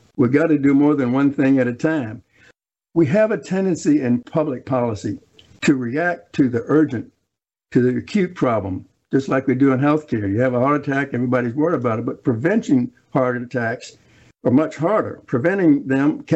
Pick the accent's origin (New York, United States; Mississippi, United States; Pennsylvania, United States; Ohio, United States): Mississippi, United States; Biloxi; I grew up in Holly Street in East Biloxi